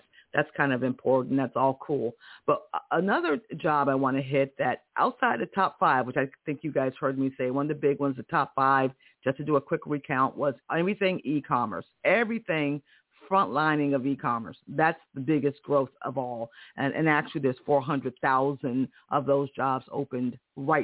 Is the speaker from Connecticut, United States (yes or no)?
yes; Connecticut, United States; I'm from Connecticut. I remember as a kid in Connecticut